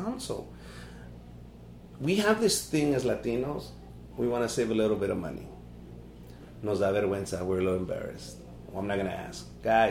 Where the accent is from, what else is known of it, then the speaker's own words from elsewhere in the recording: Los Angeles, California, United States; also born or lived in Compton, California; I was 13 years old and I would vacuum cars in South Central LA. That's where we moved from Compton to South Central